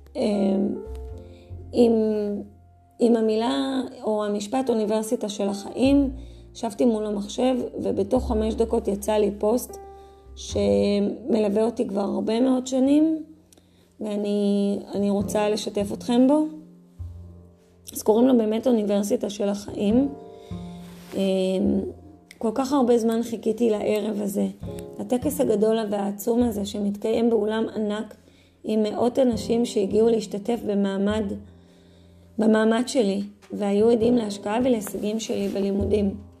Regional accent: Safed, Northern District, Israel; now in Adi, Israel; נולדתי וגדלתי, אה, בצפת

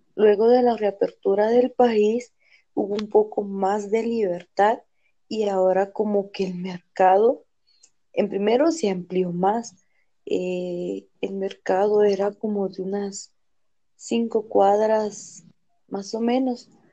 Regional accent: Salcajá, Quetzaltenango, Guatemala; yo soy de Salcajar.

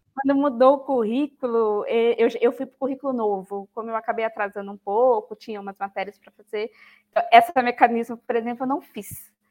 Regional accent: Campanha, Minas Gerais, Brazil; moved away as an adult; also born or lived in São Paulo; now in Paulínia, Brazil; eu sou mineira, né, nasci em Minas Gerais, então eu sou de uma cidade que chama Campanha

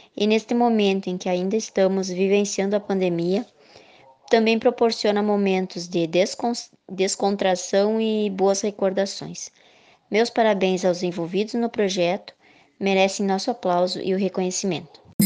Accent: Nova Palma, Rio Grande do Sul, Brazil; Nasci, cresci, moro e trabalho em Nova Palma.

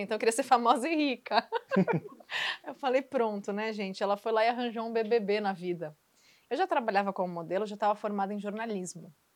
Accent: Santos, São Paulo, Brazil; also born or lived in Rio de Janeiro; Eu sou de Santos

